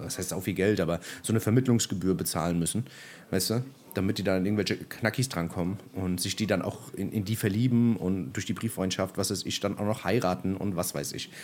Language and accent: German; Germany